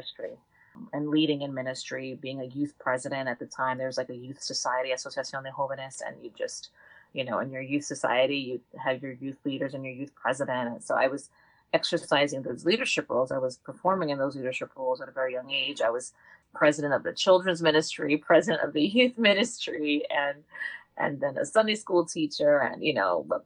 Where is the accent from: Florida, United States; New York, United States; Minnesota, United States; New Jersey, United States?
New Jersey, United States; Lakewood; the Lakewood community that we were raised in here in New Jersey was very tight-knit community of faith.